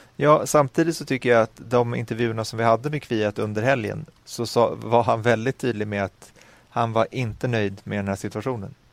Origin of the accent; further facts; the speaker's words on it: Sweden; also born or lived in Stockholm; jag är lycklig som svensk